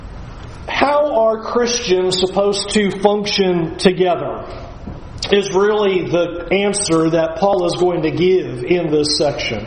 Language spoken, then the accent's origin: English; California, United States; moved away; I'm from California